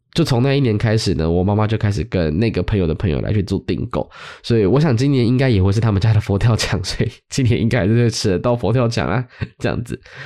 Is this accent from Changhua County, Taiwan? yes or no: no; Zhonghe, Yonghe, Banqiao, New Taipei, Taiwan; 回到中永和板桥这个地方